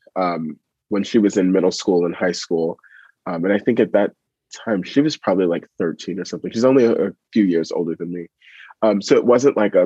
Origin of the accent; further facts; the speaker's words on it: New York City, New York, United States; growing up in East Harlem